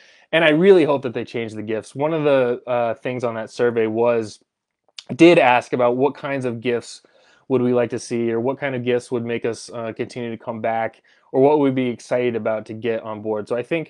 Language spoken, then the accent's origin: English; Colorado, United States; I grew up actually in Southern Colorado, and it just had the best Mexican food ever.